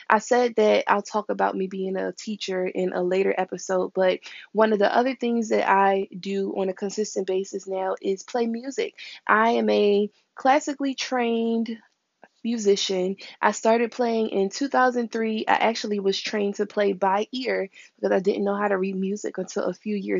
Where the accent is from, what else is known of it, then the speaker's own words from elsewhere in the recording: Philadelphia, Pennsylvania, United States; also born or lived in Upper Darby, Pennsylvania; I was raised in Philadelphia, West Philly to be specific.